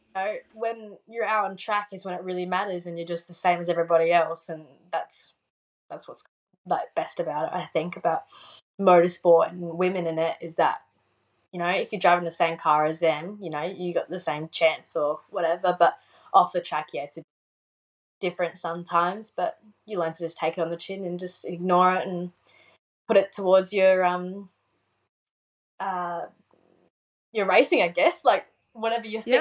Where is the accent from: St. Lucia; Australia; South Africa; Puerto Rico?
Australia; South Australia; I'm from Australia